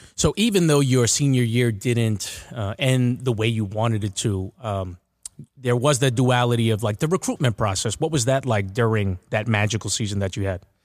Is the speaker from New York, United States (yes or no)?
yes; Uniondale, New York, United States; so I'm from Uniondale